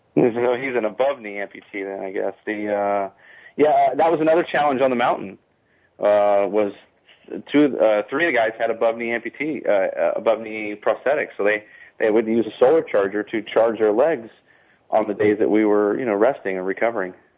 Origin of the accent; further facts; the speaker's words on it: San Diego, California, United States; moved away; I'm from San Diego